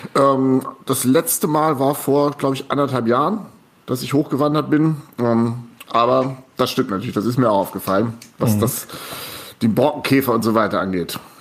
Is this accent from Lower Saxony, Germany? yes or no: yes; Goslar, Lower Saxony, Germany; moved away; das ist meine Heimat, wo ich groß geworden bin.